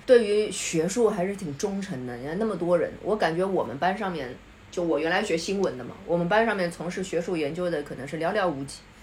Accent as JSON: {"language": "Chinese", "country": "China", "said": "我们中国人"}